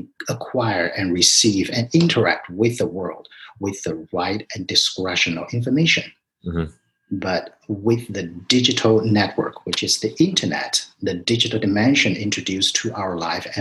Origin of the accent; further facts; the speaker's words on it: China; moved away as an adult; also born or lived in New York; now in United States; I grew up in China